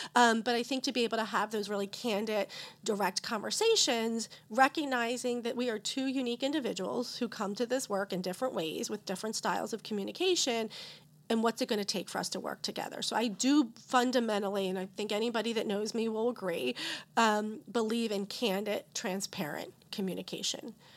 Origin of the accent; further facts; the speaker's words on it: Philadelphia, Pennsylvania, United States; I'm a Philadelphian, first generation college student, teen parents